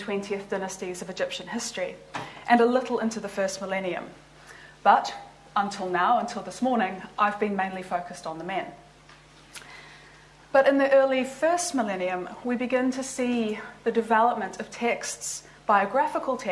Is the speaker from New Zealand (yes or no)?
yes; New Zealand; moved away as an adult; also born or lived in Liverpool; now in Oxford, United Kingdom; I'm actually from New Zealand